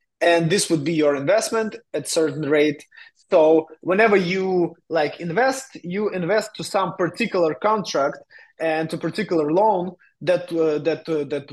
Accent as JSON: {"language": "English", "country": "Ukraine", "also_born_or_lived": "Vietnam", "moved": "as an adult", "lives_now": "Barcelona, Spain", "said": "I'm from Ukraine. Now I'm based in Spain, in Barcelona"}